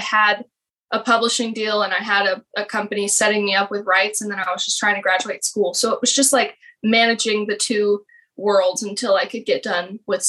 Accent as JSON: {"language": "English", "region": "Texas", "country": "United States", "tie": "born or raised there", "moved": "as an adult", "lives_now": "Nashville, United States", "said": "I live in Nashville, obviously. I was born and raised in Texas. I'm in Fort Worth, Texas right now. It's flat. You can really see the whole entire sky."}